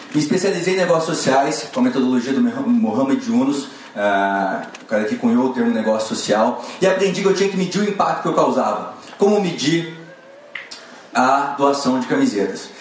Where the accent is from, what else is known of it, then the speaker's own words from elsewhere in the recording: Maringá, Paraná, Brazil; sou de Maringá, Paraná.